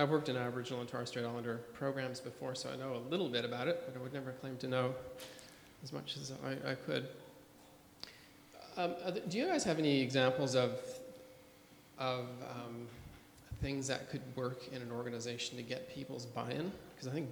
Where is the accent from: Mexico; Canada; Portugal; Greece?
Canada; now in Australia; I'm a Canadian guy living in Australia